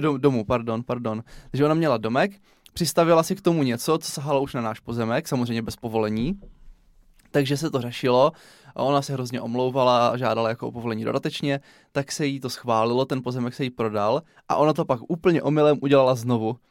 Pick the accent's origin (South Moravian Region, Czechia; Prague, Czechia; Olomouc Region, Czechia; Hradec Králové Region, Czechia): South Moravian Region, Czechia; Brno; Já jsem se narodil v Komíně, pak jsme se stěhovali do Jundrova, na Lesnou, po druhé na Lesnou, do Černých polí, do Řečkovic, do Černých polí